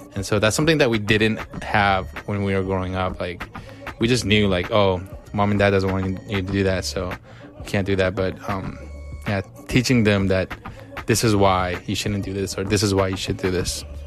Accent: United States; growing up in America with immigrant parents

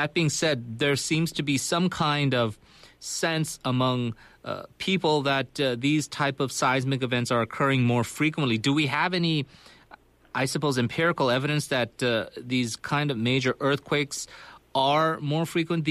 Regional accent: California, United States; now in Korea; I'm from California, so for people like us, for people who live in Japan or these various places, a lot of times you get a couple of tremors, and it's not that big a deal.

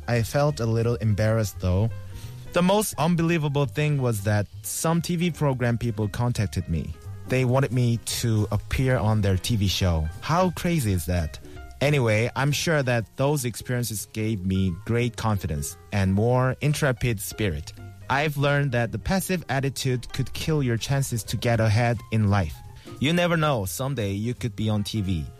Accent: South Korea; English is a second language; now in Seoul, South Korea; my hometown is really far from here, like very Shigor, and it's really hard to get there

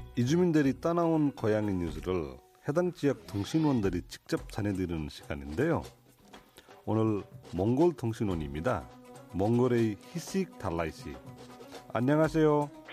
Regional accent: Nepal; Korean is a second language; now in South Korea; 저는 네팔에서 온

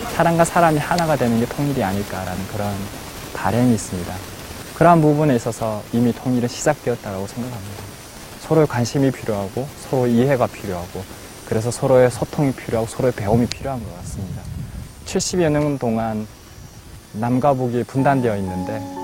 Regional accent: North Korea; moved away as an adult; now in South Korea; 고향이 이북인

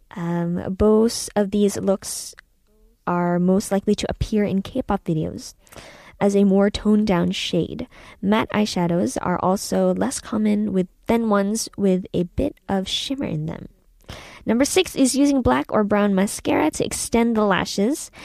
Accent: San Francisco, California, United States; moved away as an adult; also born or lived in Philippines; now in South Korea; I was born in the Philippines and I was raised in uh, California, San Francisco, and uh, after that I came to Korea in 2016

